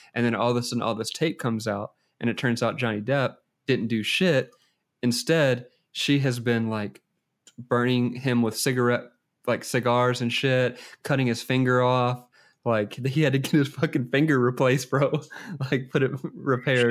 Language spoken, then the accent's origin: English; United States; I'm American